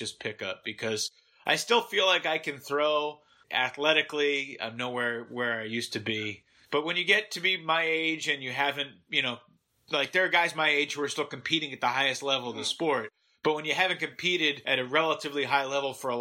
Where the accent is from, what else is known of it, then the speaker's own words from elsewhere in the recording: Massachusetts, United States; Growing up in Massachusetts